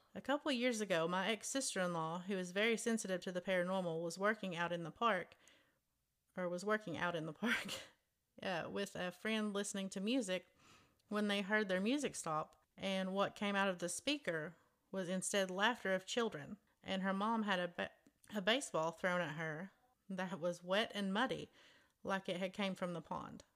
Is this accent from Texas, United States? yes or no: yes; Alton, Texas, United States; in my hometown